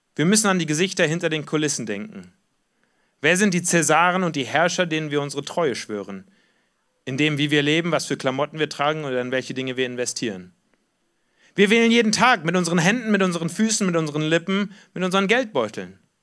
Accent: Germany; Wir kommen aber auch als Deutsche aus einer Geschichte heraus

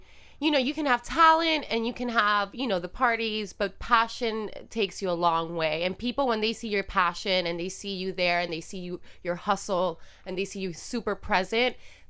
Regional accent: Miami, Florida, United States; now in Los Angeles, United States; I come from Miami

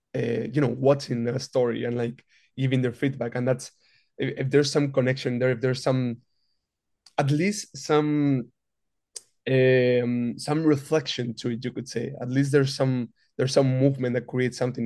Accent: Madrid, Community of Madrid, Spain; moved away as an adult; also born or lived in New York; now in Los Angeles, United States; I'm originally from Madrid, Spain

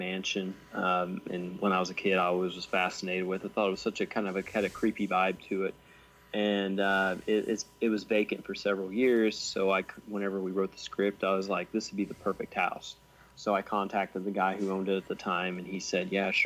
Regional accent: Sumner, Illinois, United States; this was shot in my hometown of Sumner, Illinois, and I'm a volunteer firefighter there

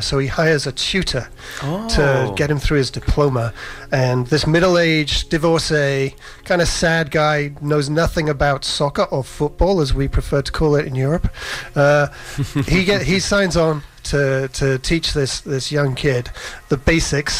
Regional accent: England, United Kingdom; now in Vancouver, Canada; I was born in England and moved to Vancouver in 2004

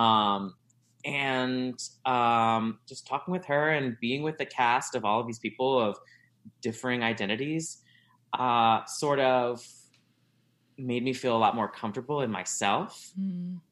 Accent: South Louisiana, United States; moved away as an adult; now in Chicago, United States; I grew up in South Louisiana uh, and moved here uh, in two moved here to Chicago in 2010

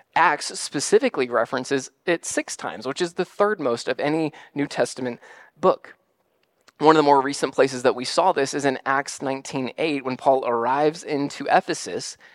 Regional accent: United States; part of being an American citizen

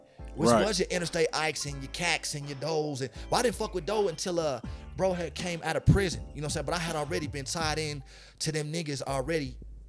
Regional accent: Denver, Colorado, United States; I'm from Montbello, nigga. Bell Sauter Rider, nigga. I stayed on 4932 Xanadu, nigga. Original 49, nigga. I stayed on 51st. I went to Amaz. I went to Oakland. I went to Montbello Rec, nigga.

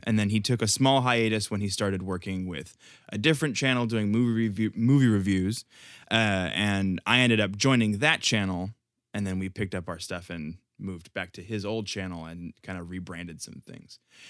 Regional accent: Houston, Texas, United States

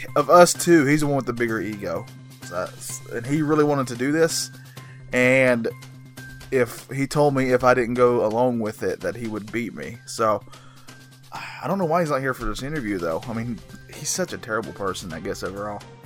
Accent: North Carolina, United States; I'm, I'm from North Carolina

